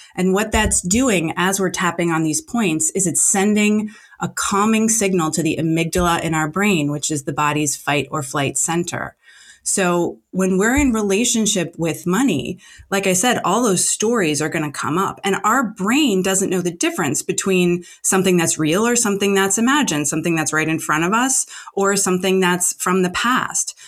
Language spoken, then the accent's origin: English; New Jersey, United States; now in Los Angeles, United States; I'm not in New Jersey now, but I'm from New Jersey